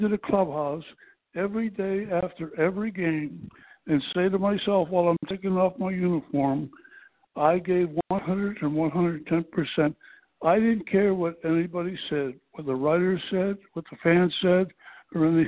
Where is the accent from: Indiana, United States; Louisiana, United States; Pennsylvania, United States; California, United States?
Pennsylvania, United States; Pittsburgh; born or raised there